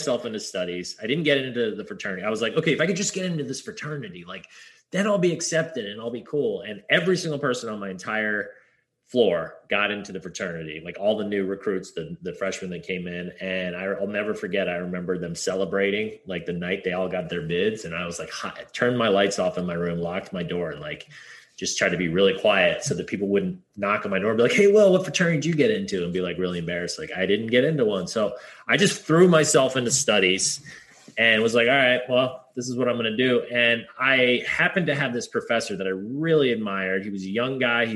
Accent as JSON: {"language": "English", "region": "Hawaii", "country": "United States", "tie": "born or raised there", "also_born_or_lived": "Pasadena, California", "said": "I was born in Pasadena, California, they're like, \"Hey, where should we live? Like, Hawaii sounds good.\""}